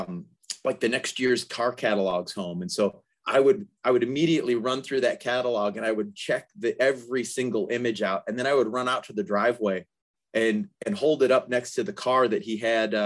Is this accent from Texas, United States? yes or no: no; Detroit, Michigan, United States; moved away as an adult; now in Atlanta, United States; growing up in the Detroit area